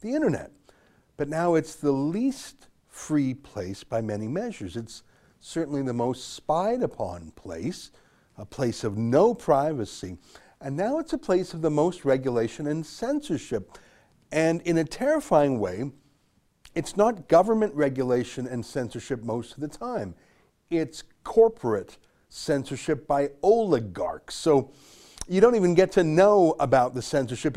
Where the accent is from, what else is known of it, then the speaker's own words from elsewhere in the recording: Canada; I love Canada and it's my home. My great grandparents came here in 1903 before Alberta was even officially a province